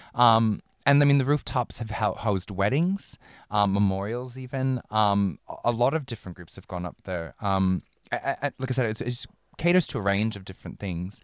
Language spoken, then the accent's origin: English; Minneapolis, Minnesota, United States; moved away as an adult; now in Melbourne, Australia; I'm from Minneapolis